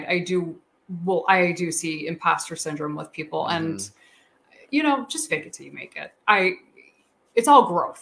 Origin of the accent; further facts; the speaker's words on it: Chicago, Illinois, United States; I'm from Chicago